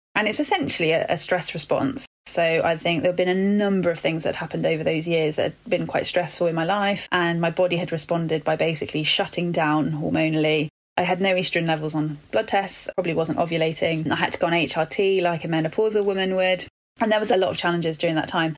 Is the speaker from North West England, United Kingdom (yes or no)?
no; London, United Kingdom; also born or lived in Birmingham; I'm born and bred Londoner